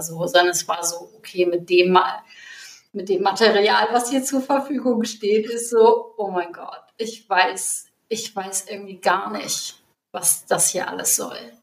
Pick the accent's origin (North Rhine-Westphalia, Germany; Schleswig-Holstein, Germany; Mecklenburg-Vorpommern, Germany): Schleswig-Holstein, Germany; North Frisia; moved away; ich komme aus hier Nordfriesland